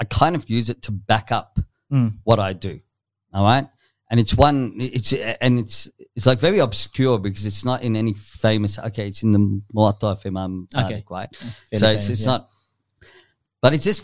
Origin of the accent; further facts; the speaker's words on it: Yass, New South Wales, Australia; I was raised up in Yass, if you know where Yass is, just tiny little town in between